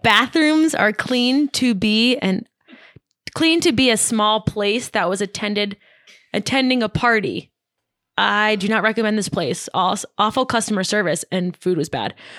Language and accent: English; New York, United States; moved away as an adult; now in Lake Tahoe, United States; so I'm from New York